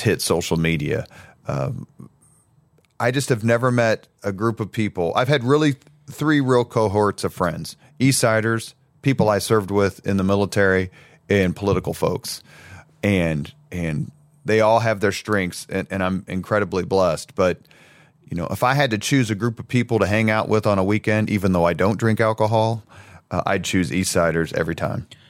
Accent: Indianapolis, Indiana, United States; I grew up in the greatest neighborhood in the world, otherwise known as Irvington on the east side

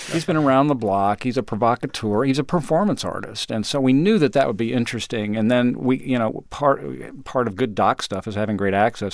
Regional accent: Colorado, United States; moved away as an adult; also born or lived in Austin, Texas; I grew up in Colorado

